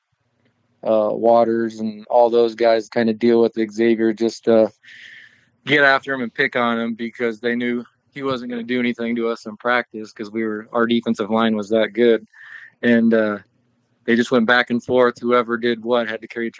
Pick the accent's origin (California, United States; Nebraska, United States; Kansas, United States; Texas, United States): Nebraska, United States; Omaha; I'm from Omaha.